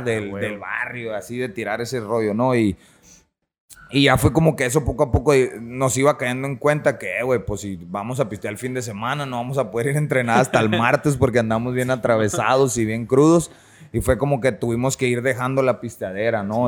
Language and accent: Spanish; San Luis Río Colorado, Sonora, Mexico; moved away as an adult; now in Tijuana, Mexico; Soy originario de San Luis Río Colorado, Sonora, ya tijuaneado